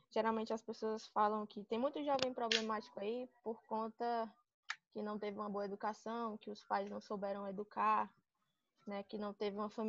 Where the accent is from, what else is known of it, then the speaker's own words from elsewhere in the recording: Sobral, Ceará, Brazil; now in Fortaleza, Brazil; Eu sou do interior de Sobral, moro lá em Sobral, passei a vida toda lá, nunca quis saber de outra coisa.